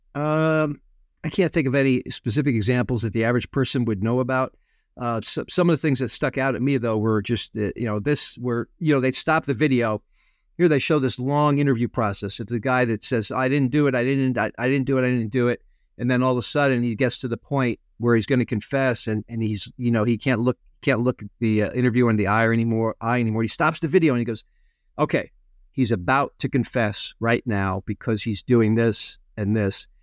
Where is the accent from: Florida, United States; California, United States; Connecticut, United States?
Connecticut, United States; I grew up in Connecticut.